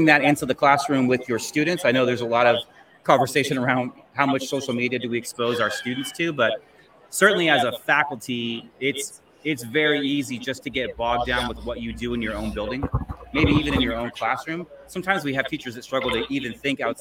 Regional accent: Southern California, United States; I'm an educator from Southern California

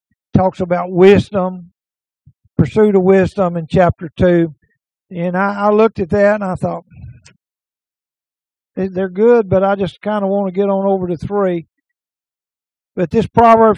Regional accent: Naples and Omaha, Texas, United States; those of us who are born and raised in Naples and Omaha

